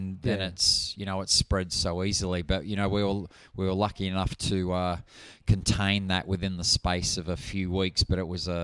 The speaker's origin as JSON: {"language": "English", "town": "Perth", "region": "Western Australia", "country": "Australia", "tie": "born or raised there", "also_born_or_lived": "Bullsbrook / Morley", "said": "I grew up sort of around the Bayswater, Maylands kind of area."}